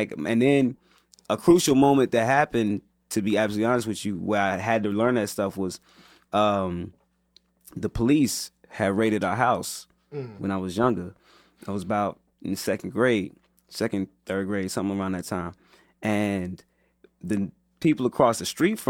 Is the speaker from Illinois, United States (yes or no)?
yes; Chicago, Illinois, United States; I'm from the South Side, man, particularly West Englewood